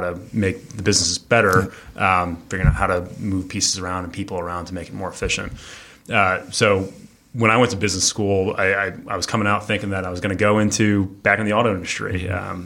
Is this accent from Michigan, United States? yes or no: yes; Detroit, Michigan, United States; also born or lived in Nashville, Tennessee; I'm from Detroit originally